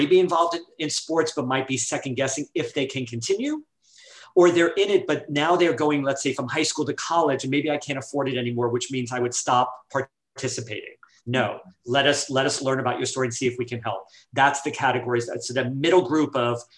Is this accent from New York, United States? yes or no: yes; New York City, New York, United States; We grew up in New York City, you know, a very diverse city